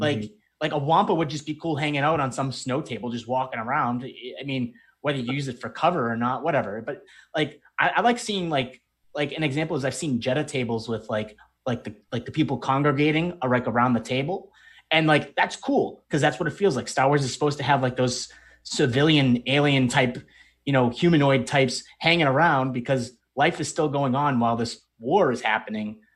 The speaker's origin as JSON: {"language": "English", "region": "Northeast", "country": "United States", "said": "we're from the Northeast"}